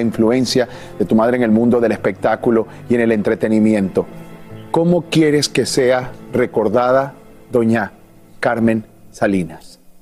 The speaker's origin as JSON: {"language": "Spanish", "country": "Venezuela", "moved": "yes", "lives_now": "Mexico", "said": "yo no soy mexicano, soy venezolano, pero desde que llegué a este país"}